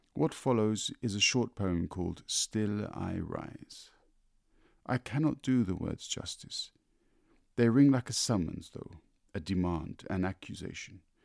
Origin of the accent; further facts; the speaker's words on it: London, United Kingdom; I grew up in London